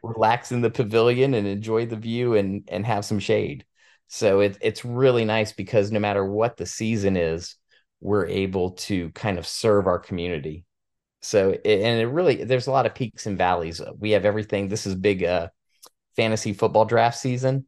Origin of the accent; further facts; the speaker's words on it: Williamsburg, Virginia, United States; I was born and raised in Williamsburg